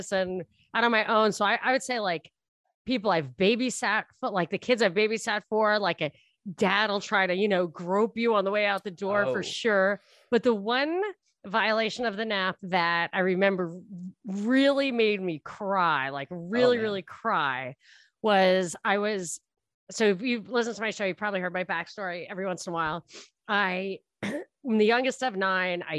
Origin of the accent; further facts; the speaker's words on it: New York City, New York, United States; moved away; as a New Yorker, I should have left the door open. That's how we do it in New York